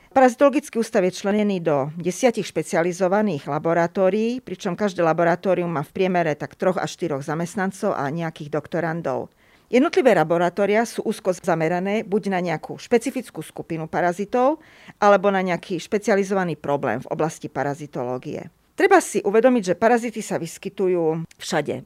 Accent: Košice, Košice Region, Slovakia; Ja som totižto v Košiciach, v mojom rodnom meste, chodila na jazykovú základnú školu

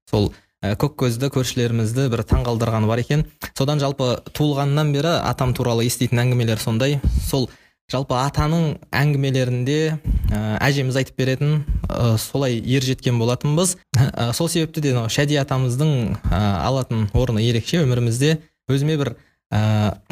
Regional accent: Shymkent, Kazakhstan; moved away as an adult; now in Astana, Kazakhstan; шымкент қаласының тумасымын жасым 21-де қазір Ә, астана қаласында еуразия ұлттық университетінде халықаралық қатынастар факультетінің шығыстану мамандығын соның ішіндегі арабтану бөлімін тәмамдап ә, бітірдім

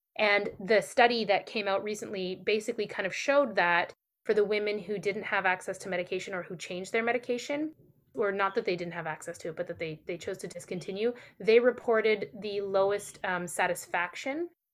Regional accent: Canada; I'm Canadian

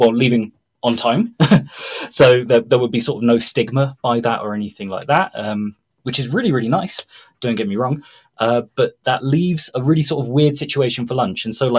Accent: Mexico; And Mexicans value breakfast as much as the English. So you would have, it's not like a case in Brazil where you'd have a piece of bread or that's it.

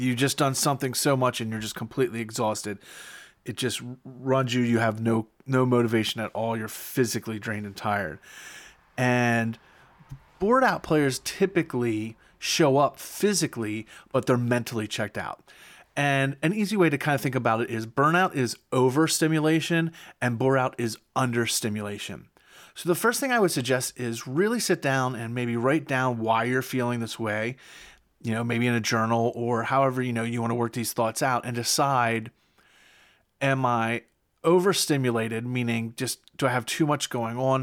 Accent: Pennsylvania, United States; my home state

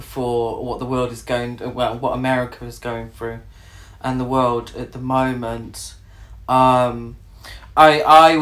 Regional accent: United Kingdom; I'm British

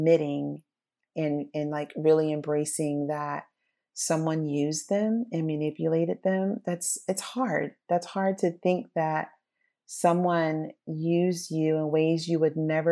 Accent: United States; I appreciate growing up in America

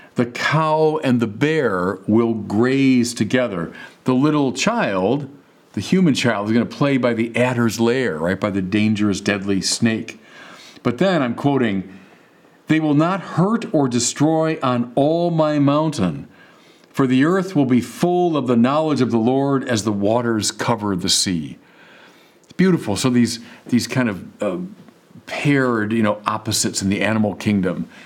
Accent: Chicago, Illinois, United States; moved away as an adult; now in Santa Barbara, United States; I'm from Chicago where everything is, is flat

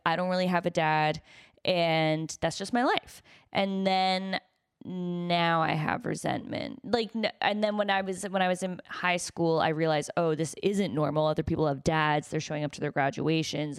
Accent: United States; I'm American

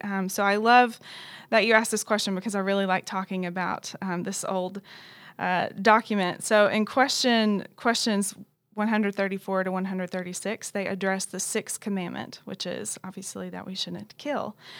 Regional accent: Knoxville, Tennessee, United States; moved away as an adult; also born or lived in Dallas, Texas; now in Louisville, United States; I'm originally from Knoxville, Tennessee

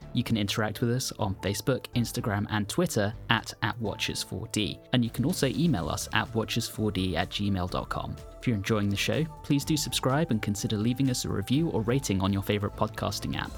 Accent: United Kingdom; moved away; my home country

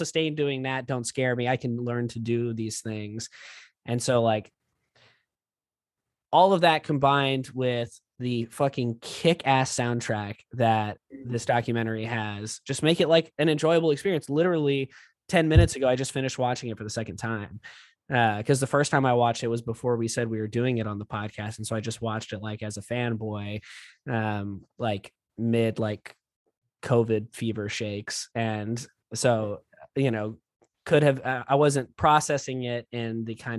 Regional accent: South Texas, United States; also born or lived in Corpus Christi, Texas; growing up in South Texas

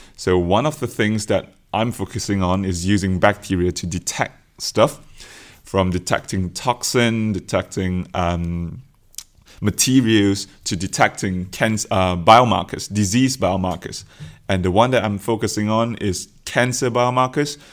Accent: Malaysia; moved away as an adult; now in Oxford, United Kingdom; I come from Malaysia.

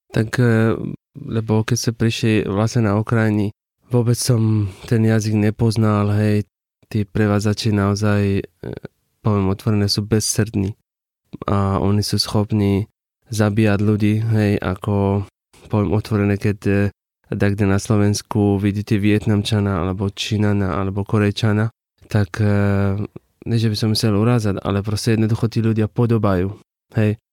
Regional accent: Iran; Slovak is a second language; now in Košice, Slovakia; Z Iránu

